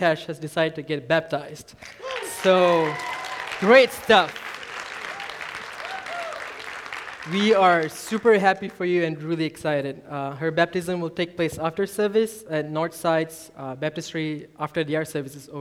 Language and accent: English; Malaysia; moved away as an adult; also born or lived in Singapore; now in Edmond, United States; I grew up in Malaysia. I'm from Malaysia.